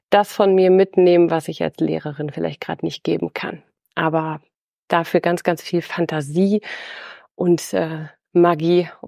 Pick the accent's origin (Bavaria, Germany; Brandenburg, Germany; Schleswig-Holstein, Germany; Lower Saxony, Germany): Schleswig-Holstein, Germany; ich bin nach Schleswig-Holstein zurückgekehrt äh, in meine alte Heimat an die Nordsee